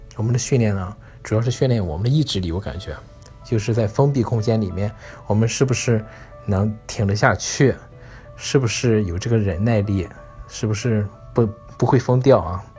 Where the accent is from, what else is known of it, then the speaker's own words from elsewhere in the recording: China; now in United States; 我们中国人